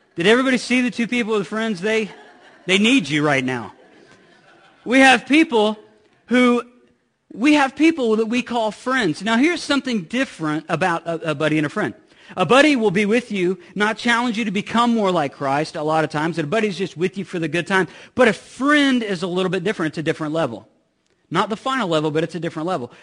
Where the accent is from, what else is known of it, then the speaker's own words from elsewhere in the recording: Midwest, United States; I'm from the Midwest